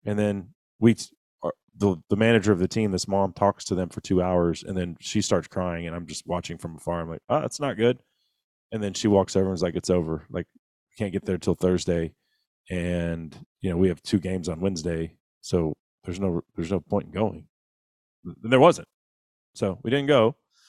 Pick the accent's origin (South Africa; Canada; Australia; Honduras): Honduras; I'm from Honduras. I can't get home.